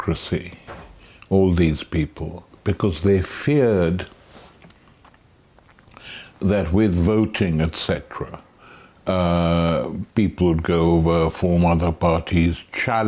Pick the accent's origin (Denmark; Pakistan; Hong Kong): Pakistan; now in United Kingdom; When I was young, growing up in Pakistan